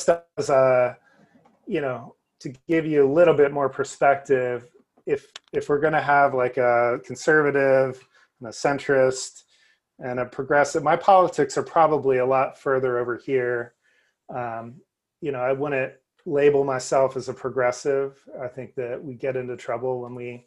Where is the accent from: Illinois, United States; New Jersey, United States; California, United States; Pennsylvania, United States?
New Jersey, United States; I grew up in New Jersey